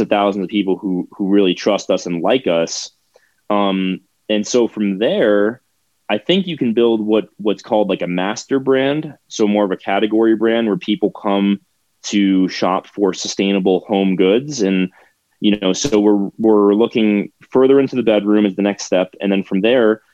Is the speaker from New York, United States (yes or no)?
no; Florida, United States; moved away as an adult; now in Wheat Ridge, United States; I'm from Florida